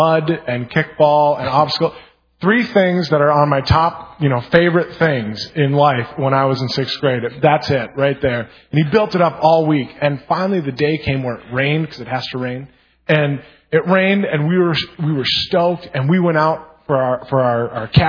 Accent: Brainerd, Minnesota, United States; also born or lived in Baxter; I grew up in Brainerd. And I grew up at Lakewood Free Church, which is actually in Baxter, which is a couple hours north of here, and that's where I grew up

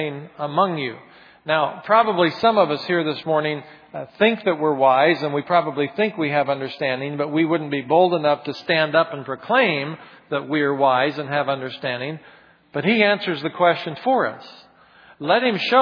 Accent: Oregon, United States; moved away; also born or lived in Minnesota; I grew up in Oregon

